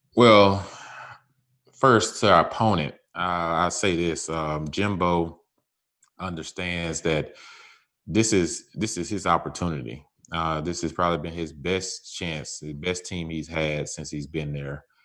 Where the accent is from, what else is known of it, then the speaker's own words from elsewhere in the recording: Mississippi, United States; moved away; I come from Mississippi